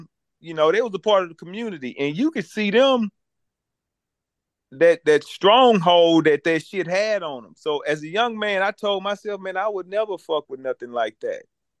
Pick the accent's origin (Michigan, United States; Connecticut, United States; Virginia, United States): Virginia, United States; I grew up in Canterbury Village, went to Booker T. Washington. All I know is black people.